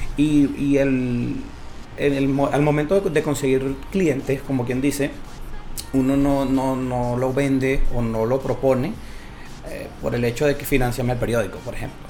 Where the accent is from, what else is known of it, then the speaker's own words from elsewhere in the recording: Venezuela; now in Chile; nuestro país